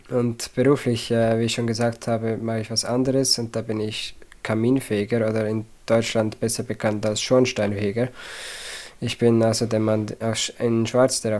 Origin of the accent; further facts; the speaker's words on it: Zurich, Switzerland; Ja, ich komme aus dem Zürcher Oberland, also Kanton Zürich, äh, die ländliche Version davon quasi. Ähm, in der Schweiz, wie gesagt, und bis heute lebe ich da auch noch.